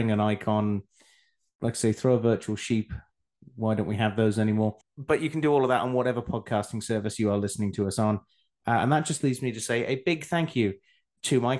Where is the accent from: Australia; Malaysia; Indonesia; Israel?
Australia; also born or lived in Scotland; now in England, United Kingdom; I then moved to Australia, where I spent a good part of my life growing up